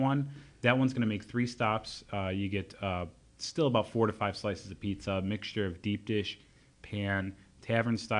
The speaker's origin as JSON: {"language": "English", "town": "Elmhurst", "region": "Illinois", "country": "United States", "tie": "born or raised there"}